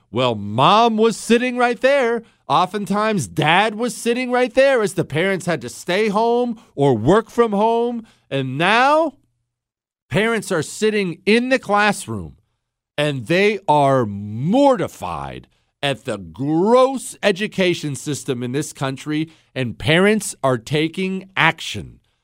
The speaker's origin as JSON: {"language": "English", "region": "Ohio", "country": "United States", "tie": "born or raised there", "moved": "yes", "lives_now": "Texas, United States", "said": "I was born in Ohio, so I'm an Ohio State fan"}